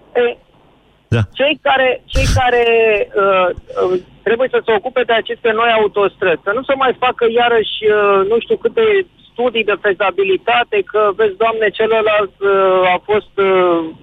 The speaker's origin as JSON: {"language": "Romanian", "town": "Pitești", "region": "Argeș", "country": "Romania", "said": "sunt din Pitești"}